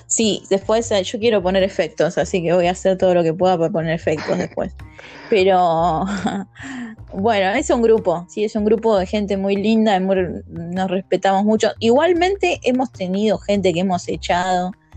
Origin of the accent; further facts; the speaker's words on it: Buenos Aires, Argentina; soy de Buenos Aires, Argentina